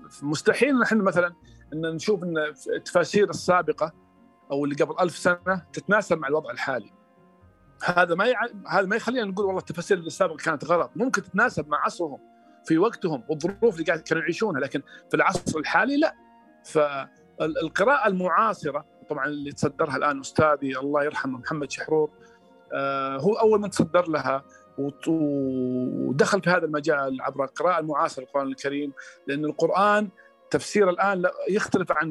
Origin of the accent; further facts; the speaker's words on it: Saudi Arabia; مثلا اعطيك مثال عندنا في السعوديه مثلا غطاء الوجه كمثال